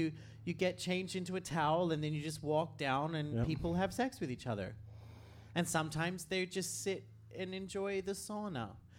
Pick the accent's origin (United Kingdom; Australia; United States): Australia; I am an Australian.